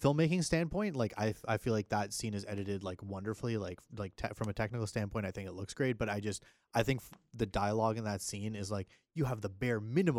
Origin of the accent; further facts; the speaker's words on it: Canada; We're from Canada.